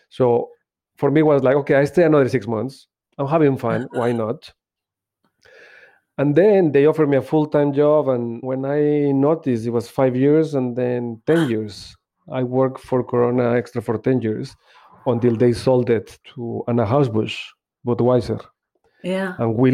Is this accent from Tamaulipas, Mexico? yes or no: no; Mexico City, Mexico; moved away as an adult; now in United Kingdom; I'm originally from Mexico City, and I came to the UK in 2003 as, as a summer holiday, actually.